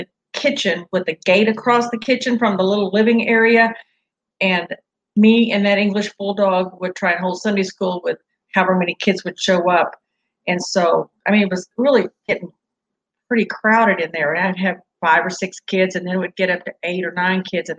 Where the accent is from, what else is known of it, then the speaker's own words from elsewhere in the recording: the South, United States; moved away as an adult; We're from the South